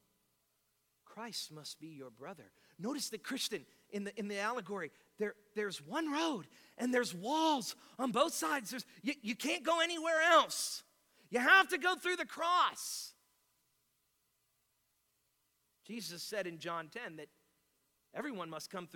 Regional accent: North Miami, Florida, United States; I'm from North Miami

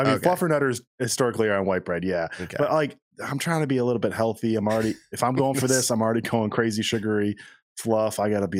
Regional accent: Southern New Hampshire, United States; I grew up in Southern New Hampshire where it feels like it kind of is like, I mean, it's obviously very much New England, suburb of Boston, like deep suburb of Boston, but like you didn't get the true, true New England ones.

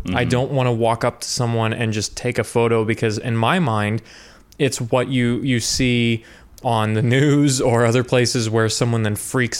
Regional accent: Midwest, United States; I'm from the Midwest and also an introvert.

